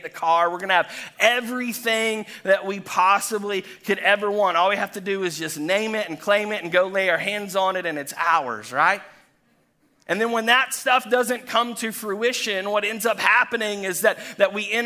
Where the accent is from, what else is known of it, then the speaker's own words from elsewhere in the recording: Chattanooga, Tennessee, United States; now in Florida, United States; I was born and raised in Chattanooga, Tennessee